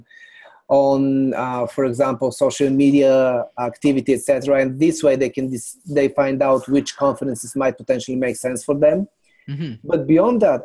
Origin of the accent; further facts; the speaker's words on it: Bulgaria; now in New York City, United States; I'm originally from Bulgaria. I came here in New York City many years ago